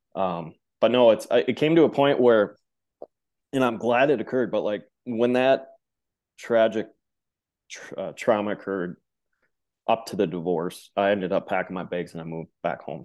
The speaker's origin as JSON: {"language": "English", "region": "Midwest", "country": "United States", "tie": "born or raised there", "said": "growing up in the Midwest"}